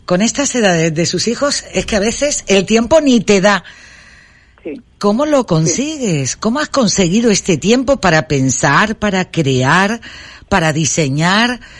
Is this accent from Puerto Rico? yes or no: no; Canary Islands, Spain; Qué bueno, y yo de Gran Canaria.